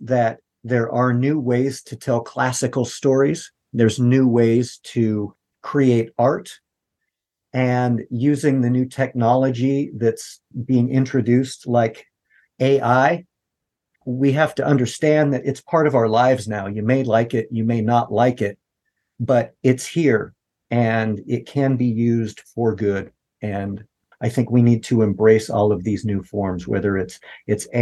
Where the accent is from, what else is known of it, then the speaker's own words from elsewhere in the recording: United States; we're American artists